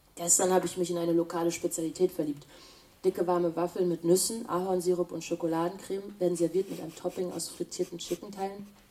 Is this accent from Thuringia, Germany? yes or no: yes; Weimar, Thuringia, Germany; also born or lived in Hildesheim; now in Berlin, Germany; Wir kommen beide aus Weimar